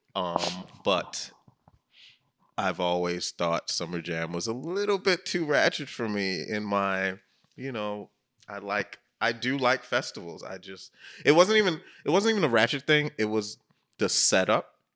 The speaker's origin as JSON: {"language": "English", "region": "New York", "country": "United States", "said": "I am a New Yorker"}